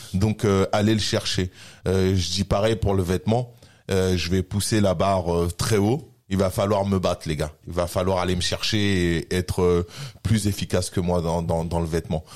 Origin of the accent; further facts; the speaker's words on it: France; français sur mes papiers et français dans mon mode de vie et dans mon comportement